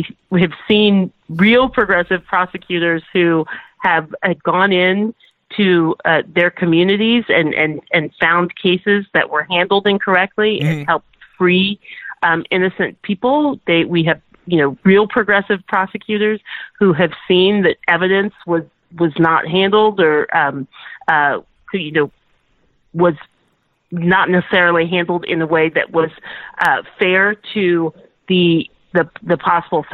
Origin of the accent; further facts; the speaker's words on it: Texas, United States; even as a Texan